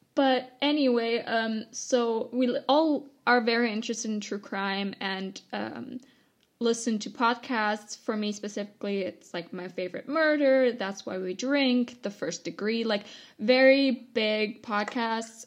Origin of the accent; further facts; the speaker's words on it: Germany; also born or lived in Canada; I returned to Germany because uh, I am 100% German. Both my parents were German